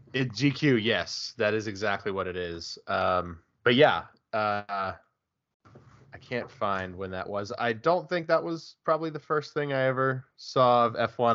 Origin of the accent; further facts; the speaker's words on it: United States; I'm also American